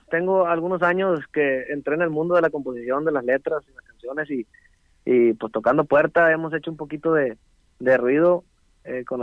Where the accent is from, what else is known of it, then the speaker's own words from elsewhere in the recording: Guamúchil, Sinaloa, Mexico; ya había pertenecido a, a algunas agrupaciones locales allá en mi pueblo, en Guamuchil.